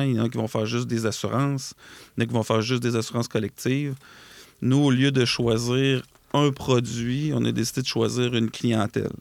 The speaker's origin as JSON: {"language": "French", "town": "Lac-Etchemin", "region": "Quebec", "country": "Canada", "said": "on a un bureau dans Chaudière-Appalaches. Euh, qui est à la quête chemin en fait qui est un, c'est là d'où je viens en fait euh, moi et mon frère"}